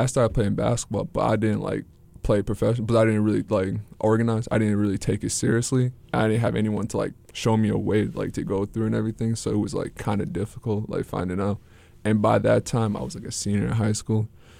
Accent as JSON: {"language": "English", "town": "St. Paul", "region": "Minnesota", "country": "United States", "said": "Well, I'm originally from St. Paul, Minnesota, and, you know, I'm a family guy."}